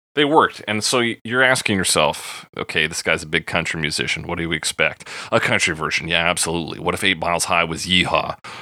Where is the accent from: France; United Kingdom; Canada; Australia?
Canada; Alberta; being born and raised in Alberta